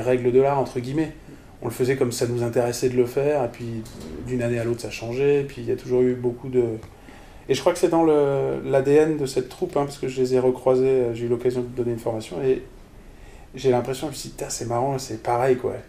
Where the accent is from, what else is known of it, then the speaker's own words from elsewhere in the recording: Strasbourg, Grand Est, France; Je suis Strasbourgeois. Donc j'ai grandi pas mal à Strasbourg, enfin avec des déménagements